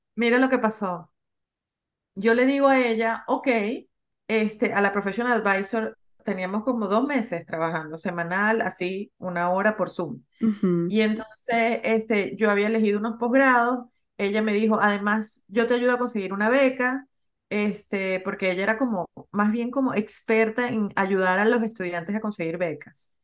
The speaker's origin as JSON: {"language": "Spanish", "country": "Venezuela", "also_born_or_lived": "Peru", "moved": "as an adult", "lives_now": "United States", "said": "yo soy venezolana, me gradué de la Universidad de Venezuela, conseguí trabajo en Venezuela."}